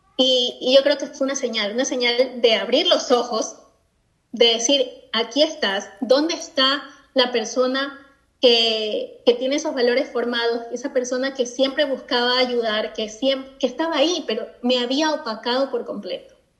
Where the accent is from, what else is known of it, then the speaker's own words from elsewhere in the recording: Ecuador; also born or lived in Spain; now in Scotland; efectivamente soy de Ecuador, soy latina, eh, vivo en Escocia